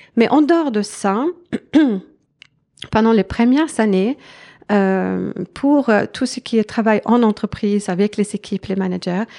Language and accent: French; Sweden; French is a second language; moved away as an adult; also born or lived in France / Switzerland; j'ai grandi en Suède et euh, toute mon éducation est là, de, là-bas.